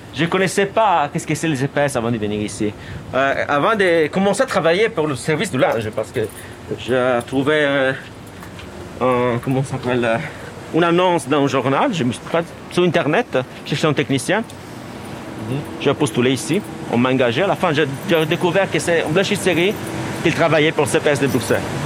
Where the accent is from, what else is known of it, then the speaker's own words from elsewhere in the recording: Italy; French is a second language; moved away as an adult; now in Belgium; Je suis italien 100%